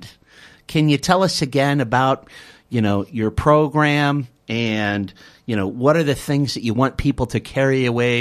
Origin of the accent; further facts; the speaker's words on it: United States; now in Australia; my home country, the United States